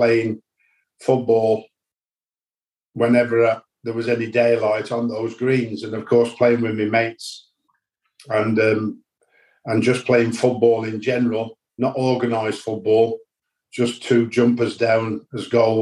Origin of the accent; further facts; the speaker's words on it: Dudley, West Midlands, United Kingdom; I'm from Dudley